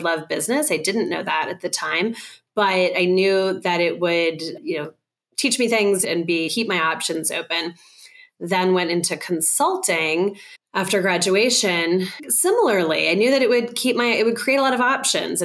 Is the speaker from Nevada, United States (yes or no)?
no; Colorado, United States; I grew up in Colorado